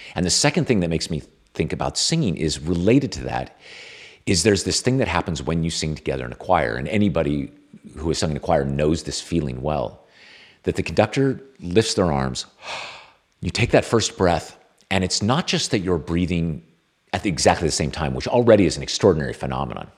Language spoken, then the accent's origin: English; California, United States; I'm Californian